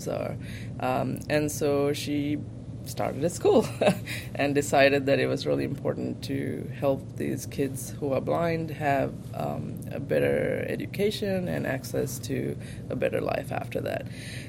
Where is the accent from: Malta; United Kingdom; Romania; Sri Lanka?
Sri Lanka; moved away as an adult; now in United States; I grew up in Sri Lanka. I was born and raised there in a low to middle income family